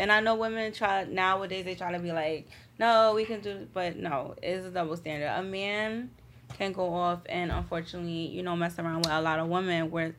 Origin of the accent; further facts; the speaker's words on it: New Jersey, United States; I'm a Jersey. I grew up there.